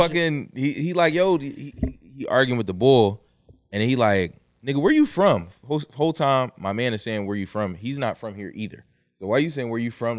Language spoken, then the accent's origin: English; Philadelphia, Pennsylvania, United States; I'm from Philly